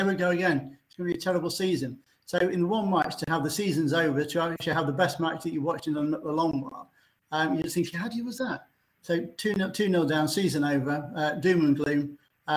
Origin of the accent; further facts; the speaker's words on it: Rainworth, East Midlands, United Kingdom; moved away; A Rainworth boy originally.